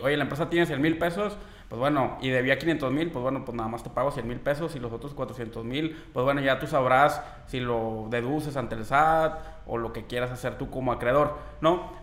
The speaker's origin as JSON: {"language": "Spanish", "country": "Mexico", "said": "nosotros como mexicanos"}